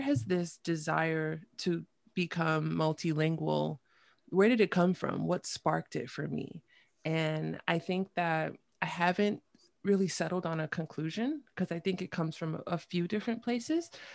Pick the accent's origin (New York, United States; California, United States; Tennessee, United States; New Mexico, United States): New York, United States; New York City; I grew up in New York City